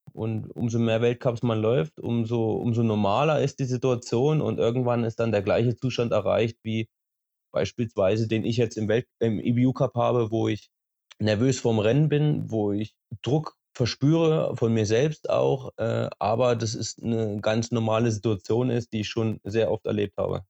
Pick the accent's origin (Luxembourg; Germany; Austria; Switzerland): Germany; Schleusingen, Thuringia; now in Oberhof, Germany; Gebürtig komme ich aus Schleusing, das liegt eine halbe Stunde entfernt von Oberhof